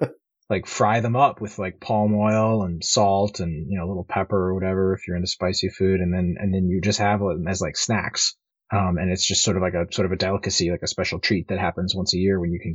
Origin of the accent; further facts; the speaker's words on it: Liberia; Like, when I grew up mostly in Liberia, and, you know, they've got, like, those, like, big, crazy, like, rhino beetles and stuff there